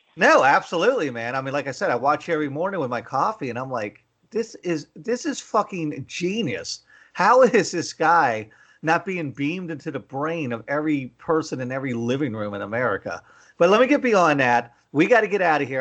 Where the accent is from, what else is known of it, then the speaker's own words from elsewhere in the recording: McKeesport, Pennsylvania, United States; moved away; I grew up in McKeesport